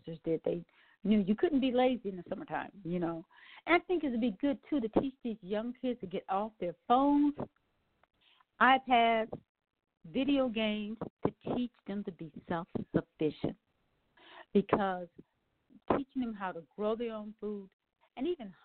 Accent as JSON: {"language": "English", "region": "Wisconsin", "country": "United States", "said": "I'm from Wisconsin"}